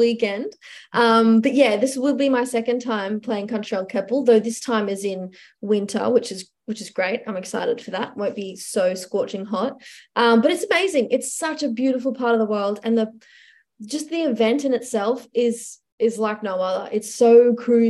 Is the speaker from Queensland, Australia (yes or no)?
yes; Gympie, Queensland, Australia; the Gympie Music Master, I mean, I'm excited. It's my hometown show.